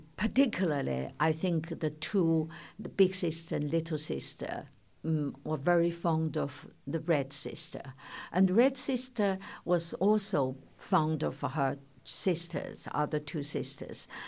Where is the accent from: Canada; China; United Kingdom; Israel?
China; moved away; when I was growing up in China